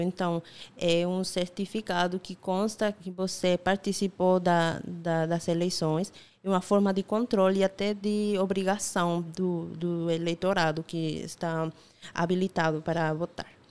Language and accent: Portuguese; Bolivia; Portuguese is a second language; moved away as an adult; also born or lived in La Paz, Bolivia; now in Paraíba, Brazil; eu sou boliviana